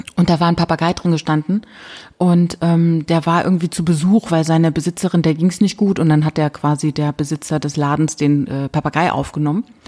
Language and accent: German; Rhineland-Palatinate, Germany; bei uns in der Pfalz